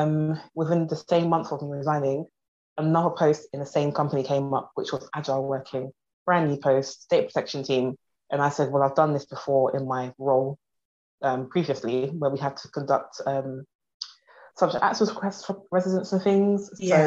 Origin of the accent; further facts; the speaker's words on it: London, United Kingdom; from South London.